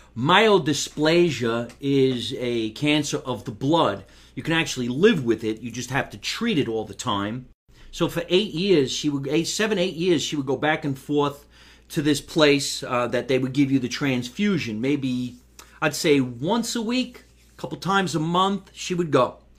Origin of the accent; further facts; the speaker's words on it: Jersey City, New Jersey, United States; also born or lived in Scotch Plains, New Jersey; now in Los Angeles, United States; I was born in Jersey City, New Jersey. That's where I was born